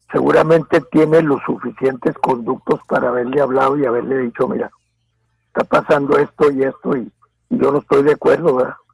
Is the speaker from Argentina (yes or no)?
no; Mexico; la parte de ciudadanos que, que estamos en en el estado de Chihuahua, también somos mexicanos